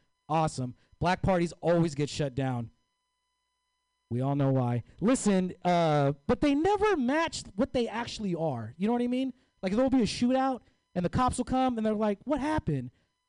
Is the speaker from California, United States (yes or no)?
yes; Oakland, California, United States; I'm from East Oakland. It needs to be gentrified. Okay? It's a very dangerous place. East Oakland is so dangerous that I do all my errands in San Leandro.